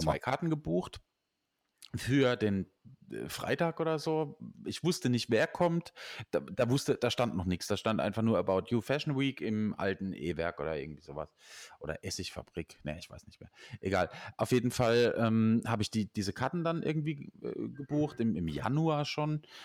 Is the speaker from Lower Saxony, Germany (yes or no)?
no; Nussloch, Baden-Württemberg, Germany; Ich sah aus Nussloch